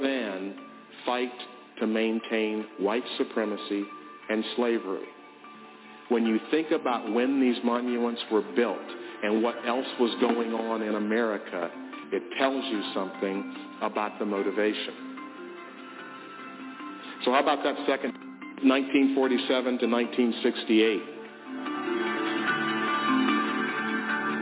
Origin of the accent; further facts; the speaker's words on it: Memphis, Tennessee, United States; I grew up in Memphis, Tennessee